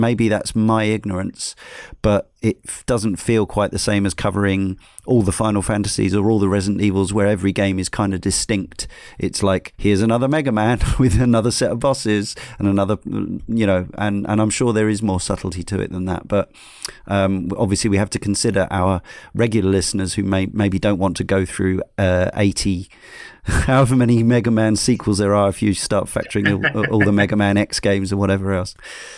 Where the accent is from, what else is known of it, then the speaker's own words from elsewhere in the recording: Canada; Being a Canadian, I am well versed in dealing with the cold, darkness and isolation that a winter can bring.